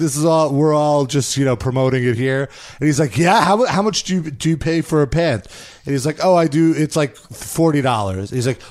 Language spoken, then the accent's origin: English; New York, United States; accent: New York; My New York accent really comes out